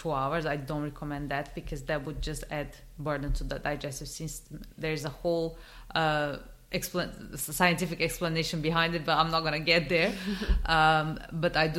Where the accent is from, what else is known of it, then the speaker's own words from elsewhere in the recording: Brazil; moved away; I'm originally from Brazil.